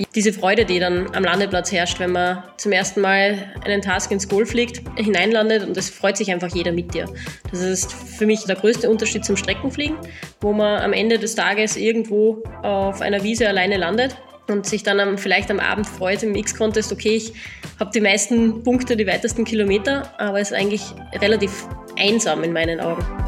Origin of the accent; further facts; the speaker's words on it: southern Styria, Austria; Ich komme ursprünglich aus der Südsteiermark